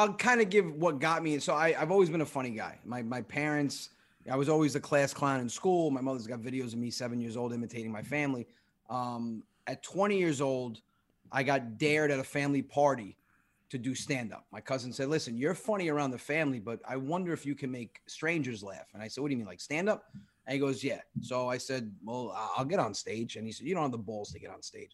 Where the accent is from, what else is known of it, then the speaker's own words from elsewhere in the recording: New Rochelle, New York, United States; I was born on Union Avenue, right across street from Piccolo Dahlia